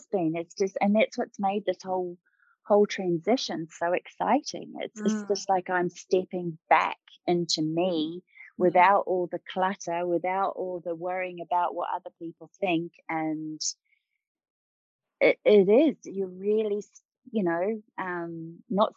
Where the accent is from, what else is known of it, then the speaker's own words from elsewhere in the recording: New Zealand; I grew up in New Zealand